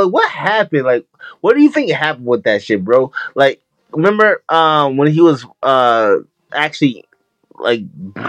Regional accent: New York City, New York, United States; now in Albany, United States; I'm in the capital of New York, everyone. I'm in Albany, New York, yeah. But I'm from Queens, New York

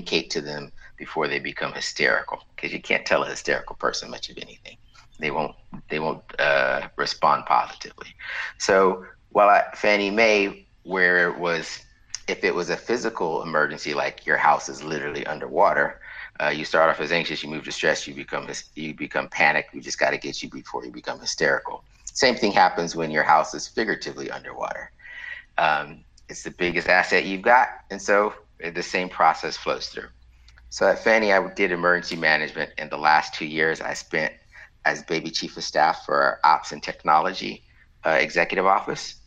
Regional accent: Waller, Texas, United States; I'm from the center of the known universe called Waller

